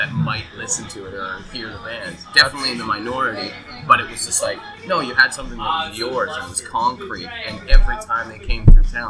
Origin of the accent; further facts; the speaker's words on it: the Prairies, Canada; also born or lived in Manitoba / Saskatchewan / Alberta; I grew up all over the prairies. Like, I was born in Manitoba, but I lived in Saskatchewan and Alberta my whole life.